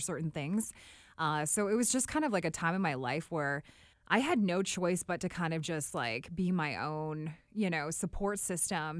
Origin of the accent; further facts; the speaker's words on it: Drayton Valley, Alberta, Canada; moved away as an adult; also born or lived in Calgary, Alberta / Whitehorse, Yukon; I am from a very small town outside of Edmonton, Alberta. It's called Drayton Valley.